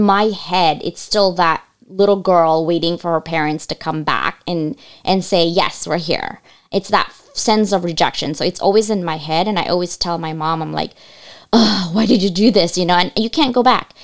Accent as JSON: {"language": "English", "country": "United States", "tie": "born or raised there", "also_born_or_lived": "Asia", "second_language": "English", "said": "I couldn't speak English when I came to this country"}